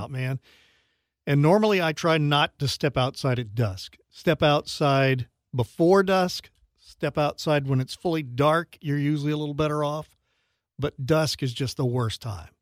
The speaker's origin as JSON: {"language": "English", "region": "Louisiana", "country": "United States", "tie": "born or raised there", "moved": "as an adult", "lives_now": "Sarasota, United States", "said": "I grew up in Louisiana"}